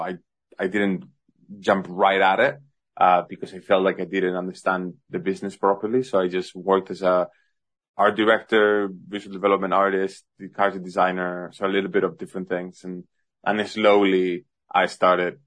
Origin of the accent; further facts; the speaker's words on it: Madrid, Community of Madrid, Spain; also born or lived in Singapore; now in London, United Kingdom; I was born in Madrid, Spain